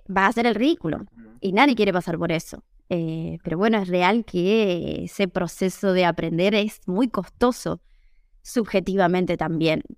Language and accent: Spanish; San Miguel de Tucumán, Tucumán, Argentina; first language Spanish; moved away as an adult; also born or lived in Italy; now in Seville, Spain; Yo soy de Tucumán. No sé si la tienen tanto en el mapa. Es una ciudad, yo diría que es la cuarta ciudad más grande de Argentina